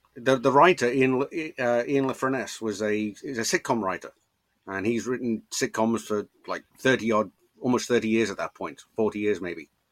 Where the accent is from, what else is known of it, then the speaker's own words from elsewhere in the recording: Liverpool, North West England, United Kingdom; I grew up in Liverpool.